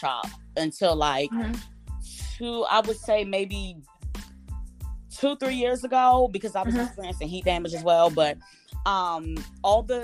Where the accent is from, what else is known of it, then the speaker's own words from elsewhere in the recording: Maryland, United States; I'm from the DMV, Maryland to be exact